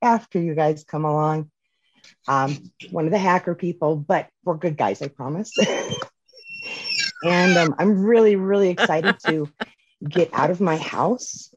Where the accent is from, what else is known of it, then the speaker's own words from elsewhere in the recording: Indiana, United States; I live in Indiana. I was born and raised here